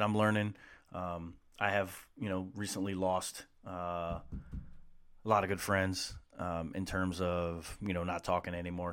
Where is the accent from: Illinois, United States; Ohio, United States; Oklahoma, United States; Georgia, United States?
Ohio, United States; Columbus; growing up in Columbus